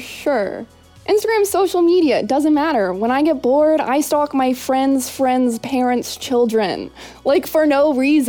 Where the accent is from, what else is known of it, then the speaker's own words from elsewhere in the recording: Atlanta, Georgia, United States; moved away; I'm 21. I'm originally from Atlanta, Georgia.